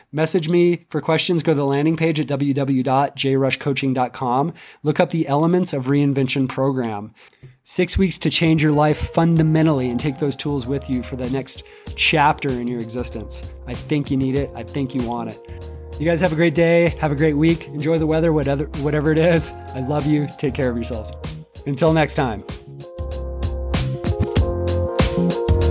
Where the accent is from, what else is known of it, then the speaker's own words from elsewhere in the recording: Seattle, Washington, United States; moved away as an adult; now in Central Mountains, Colorado, United States; I grew up in Seattle, and it rained every day for my entire life for twenty years